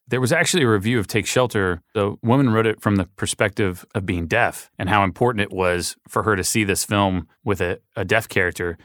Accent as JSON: {"language": "English", "town": "Little Rock", "region": "Arkansas", "country": "United States", "tie": "born or raised there", "said": "we grew up in Little Rock, Arkansas"}